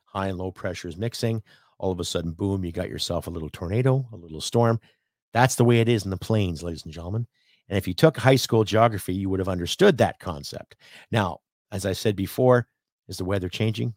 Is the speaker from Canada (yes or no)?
yes; Canada; we as the Canadian people